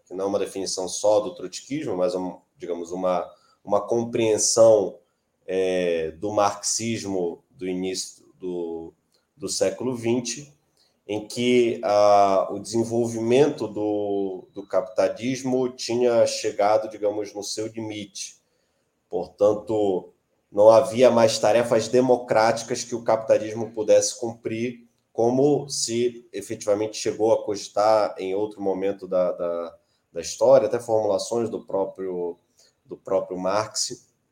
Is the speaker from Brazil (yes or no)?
yes; Belém, Pará, Brazil; eu sou de Belém do Pará